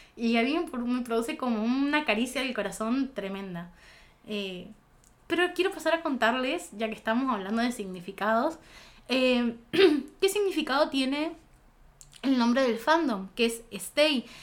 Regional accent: Goya, Corrientes, Argentina; Yo soy de Goya

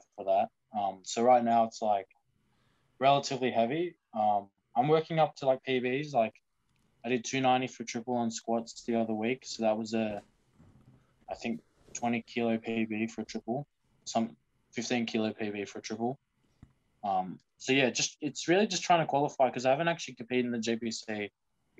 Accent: New South Wales, Australia; I'm from New South Wales

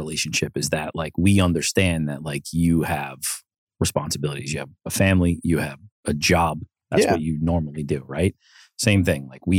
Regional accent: Lindenhurst, New York, United States; We're both from Lindenhurst.

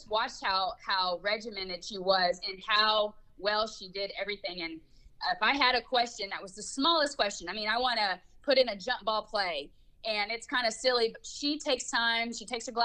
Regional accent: Oklahoma City, Oklahoma, United States; moved away; my hometown crowd in Oklahoma City

